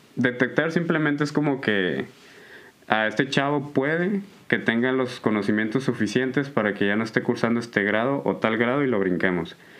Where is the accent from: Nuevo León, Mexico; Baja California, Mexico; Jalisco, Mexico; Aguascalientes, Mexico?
Nuevo León, Mexico; Allende; yo soy de, de Allende, Nuevo León, eh, para el sur de, del de Monterrey